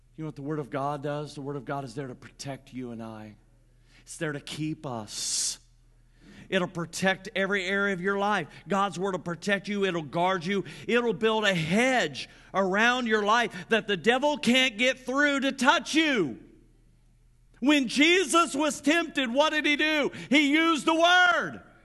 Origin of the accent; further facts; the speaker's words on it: Grant County, Indiana, United States; I grew up in Grant County, Indiana